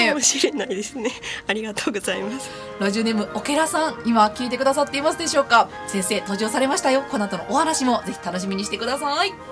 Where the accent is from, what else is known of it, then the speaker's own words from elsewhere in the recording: Kakogawa, Hyogo, Japan; moved away as an adult; also born or lived in Tsukuba; 兵庫の兵庫の加古川っていうところなんです